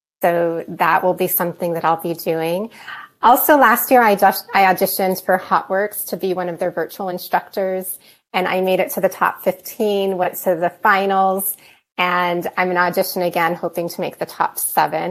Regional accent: Arizona, United States; now in Denver, United States; I live here in Denver, Colorado. I grew up in Arizona

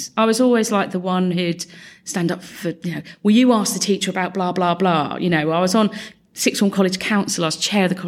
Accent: Luton, East of England, United Kingdom; I'm a born and bred Lutonian

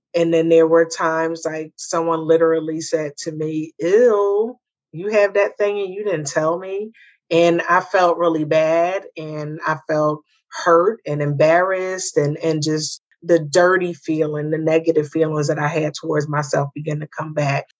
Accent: the North, United States; moved away; me being a Northerner

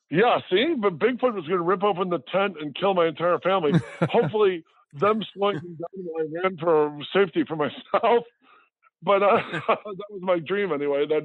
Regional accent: Midwest, United States; I, as a child, my family growing up in the Midwest, my parents took us to every state, uh, like 47 out of 50 states we'd go camping in.

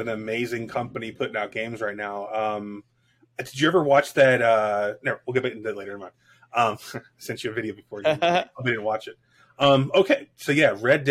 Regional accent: Miami, Florida, United States; moved away; also born or lived in Korea; I grew up in Miami in the 80s

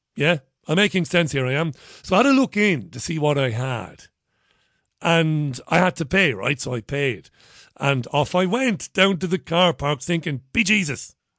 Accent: Ireland; now in United Kingdom; I'm an Irishman. I am actually Irish

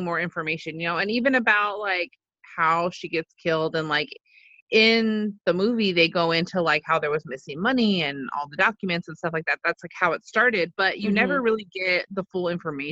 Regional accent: United States; I'm white, I'm American

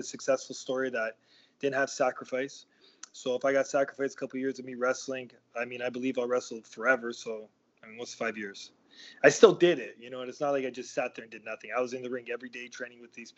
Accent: Toronto, Ontario, Canada; I grew up in Toronto, and I grew up probably 5 minutes or 10 minute walk from where our training facility is.

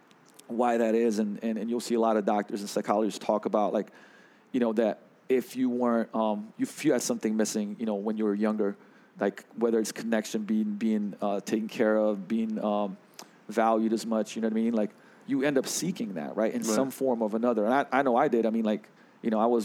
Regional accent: Slovenia; also born or lived in London; I grew up in, like, you know, I was born in 81 in Yugoslavia, socialism, right? And I moved to London for a while

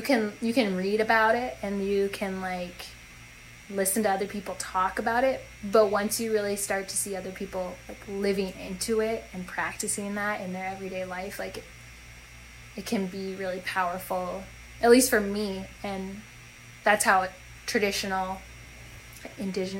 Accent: North Dakota, United States; moved away as an adult; also born or lived in New Hampshire; so I was raised in North Dakota, lived in the same house my whole life

